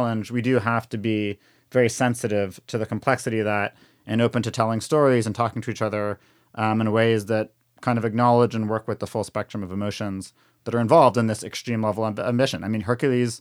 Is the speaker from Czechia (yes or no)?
no; Canada; now in United States; I'm from Canada